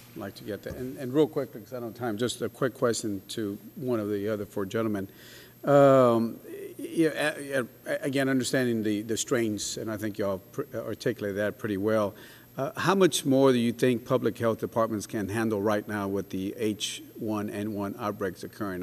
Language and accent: English; Laredo, Texas, United States; I'm from Texas, uh, Laredo, right at the border of uh, the U.S. Mexico border